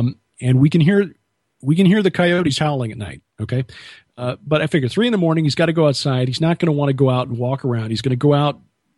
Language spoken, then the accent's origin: English; Chicago, Illinois, United States; now in Ozarks, United States; born and raised in Chicago, but I'm much happier being from Chicago than in Chicago.